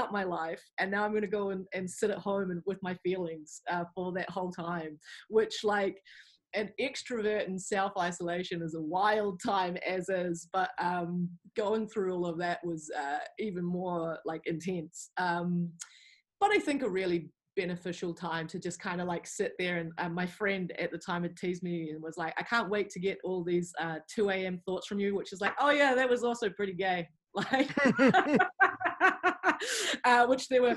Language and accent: English; Wellington, New Zealand; moved away as an adult; also born or lived in England; I grew up here in Wellington, and I'd lived here my whole life